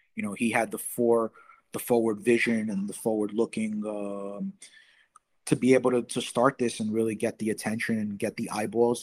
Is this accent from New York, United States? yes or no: yes; New York, United States; I'm from New York